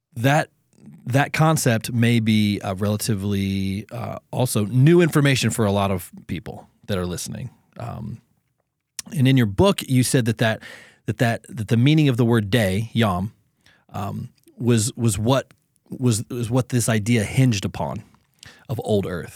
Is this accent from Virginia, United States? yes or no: no; Southern Ohio, United States; I'm from Southern Ohio